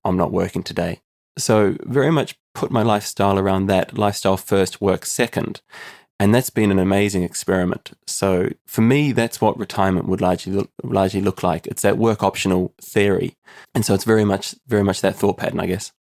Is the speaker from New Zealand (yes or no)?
yes; New Zealand; moved away as an adult; now in Limerick, Ireland; I'm originally from New Zealand and I moved to Ireland in the heart of the recession in two thousand and eleven.